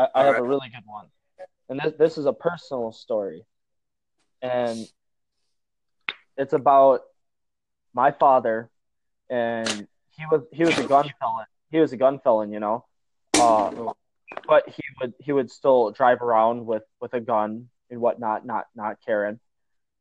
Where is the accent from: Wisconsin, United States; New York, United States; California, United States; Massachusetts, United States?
Wisconsin, United States; Northwest; I'm from Northwest Wisconsin